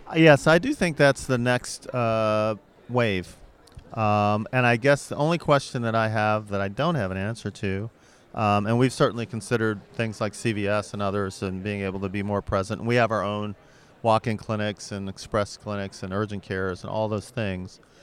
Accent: St. Louis, Missouri, United States; I'm from Saint Louis

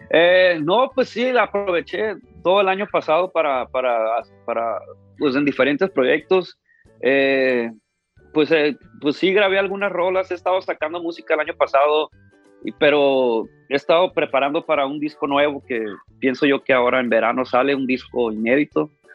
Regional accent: Ciudad Obregón, Sonora, Mexico; now in Los Angeles, United States; yo nací aquí en Los Ángeles, pero desde muy chiquito, desde como 3, 4 años me llevaron a México, y prácticamente crecí en Ciudad Obregón, Sonora toda mi vida

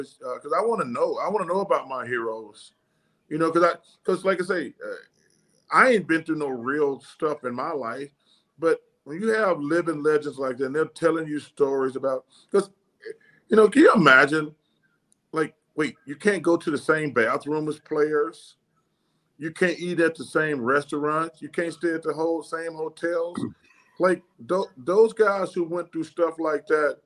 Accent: Alabama, United States; growing up in Alabama, I grew up about 20 minutes from Birmingham.

